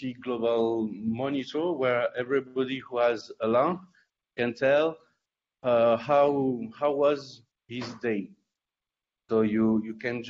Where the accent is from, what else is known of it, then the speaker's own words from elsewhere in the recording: Perpignan, Occitania, France; I'm French. I come from Perpignan in south of France.